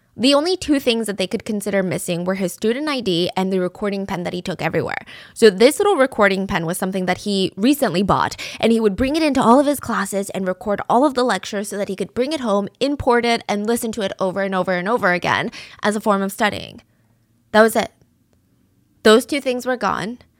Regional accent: the South, Georgia, United States; growing up in the South

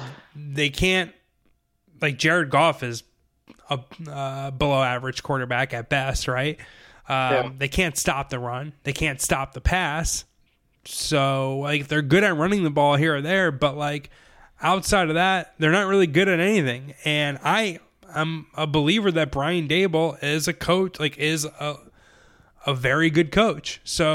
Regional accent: upstate New York, United States; moved away; I'm originally from New York, upstate New York.

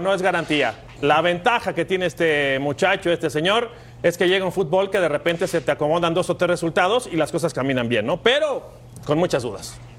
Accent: Mexico

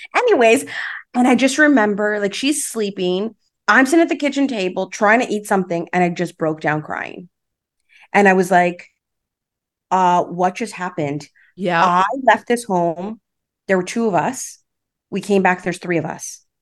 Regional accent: Toronto, Ontario, Canada; I grew up in Rexdale, okay. so Islington and Albion area

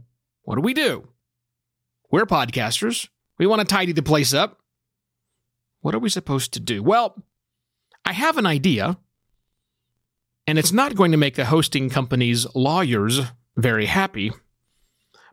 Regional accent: United States; being an American

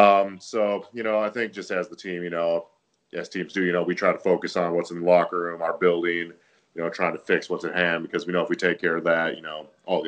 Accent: Wisconsin, United States; moved away as an adult; also born or lived in Cincinnati / Cleveland; now in New Jersey, United States; It's different, you know, being in Cincinnati and then Cleveland, but then like growing up in Wisconsin, no, never been anything around it.

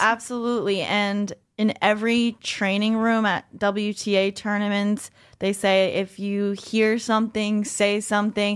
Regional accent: New York, United States; I'm a New Yorker

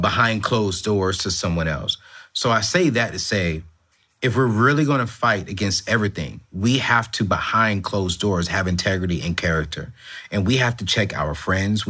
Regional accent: United States; I was born in America, but my family is from Africa

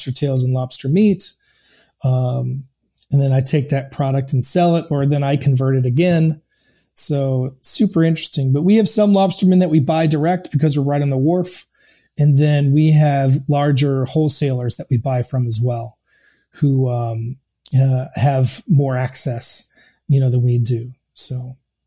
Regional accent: Maine, United States; moved away as an adult; also born or lived in Chicago; I grew up in Maine and I'm here now

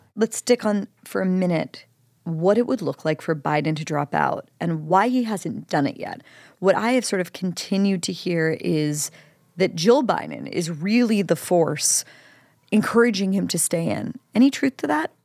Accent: Pennsylvania, United States; my home state, Pennsylvania

